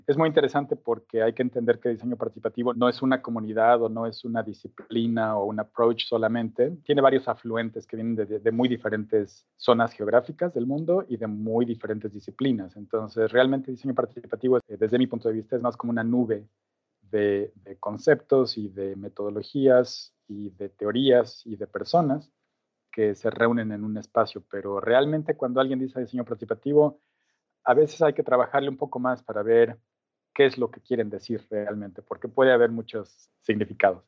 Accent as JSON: {"language": "Spanish", "region": "Mexico City", "country": "Mexico", "moved": "as an adult", "lives_now": "Auckland, New Zealand", "said": "Soy originalmente de México, de la Ciudad de México"}